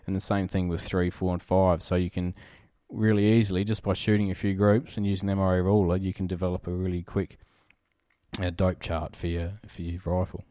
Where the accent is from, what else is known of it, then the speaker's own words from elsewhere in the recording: Riverland, South Australia, Australia; I grew up in the Riverland